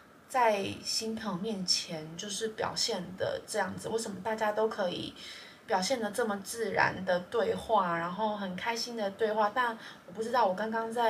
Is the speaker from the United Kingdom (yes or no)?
no; Taiwan; 然后我台湾人，